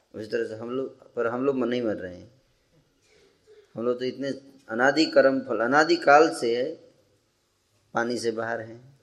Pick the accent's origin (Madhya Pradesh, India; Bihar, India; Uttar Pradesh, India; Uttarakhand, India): Bihar, India; moved away; जब बचपन में हम लोग तो बिहार में थे